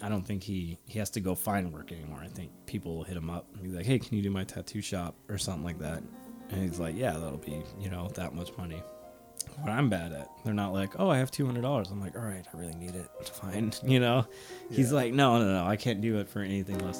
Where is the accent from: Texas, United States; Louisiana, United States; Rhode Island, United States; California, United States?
California, United States; Sacramento; I'm from Sacramento